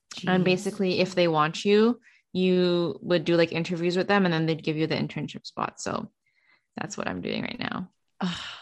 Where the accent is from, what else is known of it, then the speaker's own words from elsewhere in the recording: Canada; work and make money in the states as a Canadian